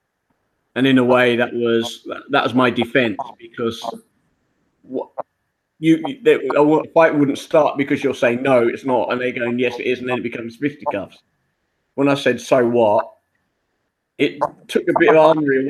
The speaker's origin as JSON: {"language": "English", "region": "London", "country": "United Kingdom", "tie": "born or raised there", "also_born_or_lived": "Wimbledon, London", "said": "I was born in Wimbledon, southwest London, and I lived my life so far in Balham. That's where I grew up."}